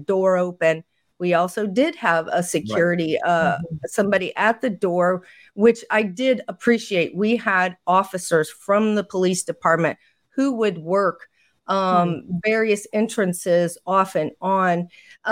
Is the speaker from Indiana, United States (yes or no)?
yes; Indiana, United States; in Indiana, which is where I'm from, my home state